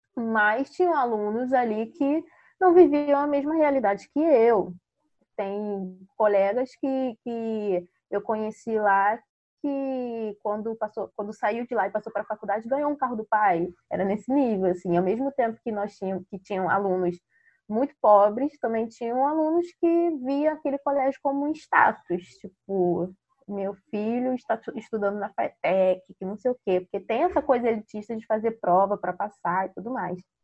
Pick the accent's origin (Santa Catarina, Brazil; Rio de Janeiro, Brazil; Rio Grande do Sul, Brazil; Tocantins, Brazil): Rio de Janeiro, Brazil; Baixada Fluminense; moved away; Eu era moradora da Baixada Fluminense, eu nasci na Baixada Fluminense e depois que eu me mudei para Cari